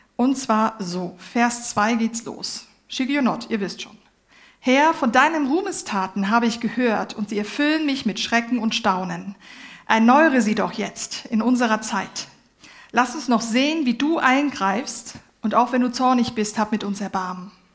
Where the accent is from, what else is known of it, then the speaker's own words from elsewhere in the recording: Germany; ich bin Deutsche